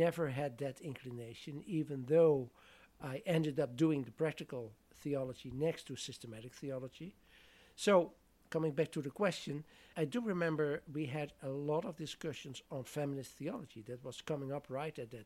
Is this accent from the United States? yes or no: no; southern Netherlands, Netherlands; moved away; I'm from the southern part of the Netherlands, where most of the population was Catholic